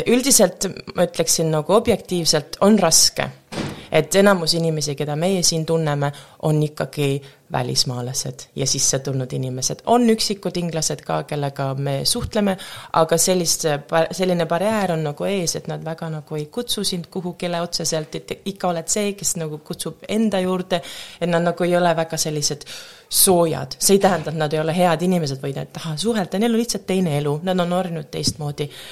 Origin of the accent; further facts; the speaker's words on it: Estonia; now in United Kingdom; mina olen väga selline eestlane, kuigi ma olen väga tugev eestlane, mulle ka meeldib siin elada